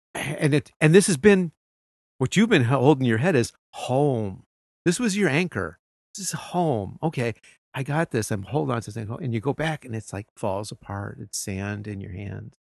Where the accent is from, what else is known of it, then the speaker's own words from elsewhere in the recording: United States; moved away as an adult; now in Japan; I'm an American.